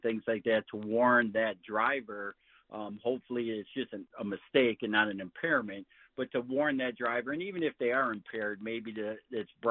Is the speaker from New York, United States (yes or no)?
no; Michigan, United States